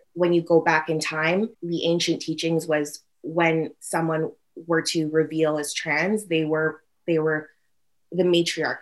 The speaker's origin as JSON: {"language": "English", "town": "North Vancouver", "region": "British Columbia", "country": "Canada", "tie": "born or raised there", "said": "I grew up in North Vancouver"}